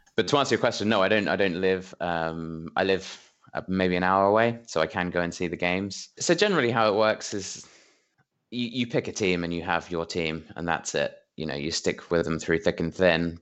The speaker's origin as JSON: {"language": "English", "region": "England", "country": "United Kingdom", "said": "I'm I'm British, I'm an English gentleman"}